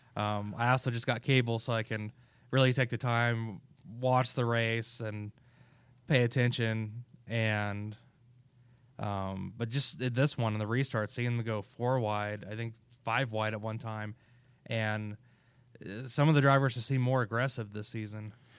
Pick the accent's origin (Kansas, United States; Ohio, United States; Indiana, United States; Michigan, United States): Kansas, United States; I'm from Kansas